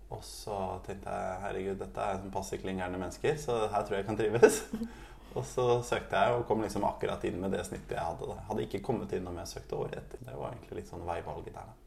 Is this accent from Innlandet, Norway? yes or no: no; Oslo, Norway; also born or lived in Tromsø; Jeg er fra Oslo, fra Oppsal, og bor nå på Løren